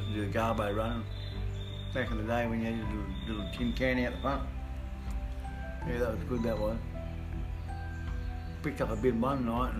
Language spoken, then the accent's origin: English; Angaston, South Australia, Australia; I grew up in the deli.